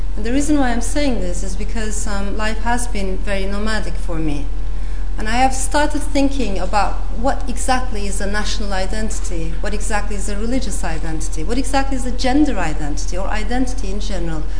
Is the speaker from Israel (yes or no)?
no; Turkey; moved away; also born or lived in Strasbourg, France; I came back to Turkey with my mother.